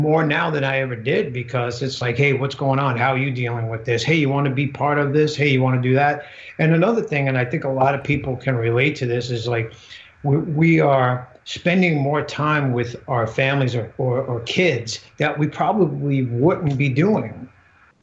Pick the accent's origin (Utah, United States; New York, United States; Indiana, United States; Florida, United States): New York, United States; I come from New York